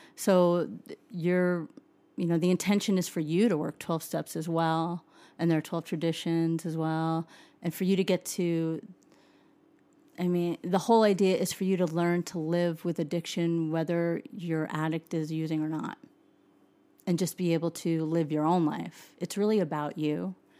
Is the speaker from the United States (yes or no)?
yes; Suffern, New York, United States; moved away as an adult; also born or lived in Nashville, Tennessee; now in Utah, United States; a little town called Suffren. It's about an hour outside of Manhattan